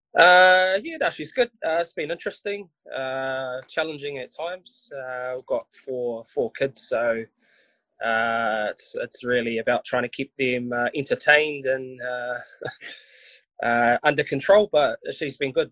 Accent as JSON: {"language": "English", "town": "Wainuiomata", "region": "Wellington", "country": "New Zealand", "tie": "born or raised there", "said": "I grew up in Wainui, played my junior rugby for Wainui."}